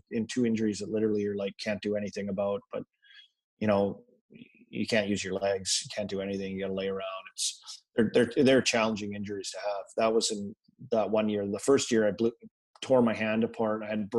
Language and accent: English; Saskatoon, Saskatchewan, Canada; And, you know, growing up in Saskatoon, like you get a lot of Leaf games